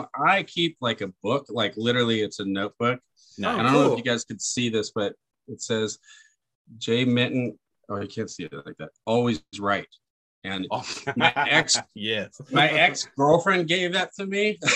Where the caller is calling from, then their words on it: Las Vegas, Nevada, United States; Yeah, I live down here in Vegas. I do most of my work down here.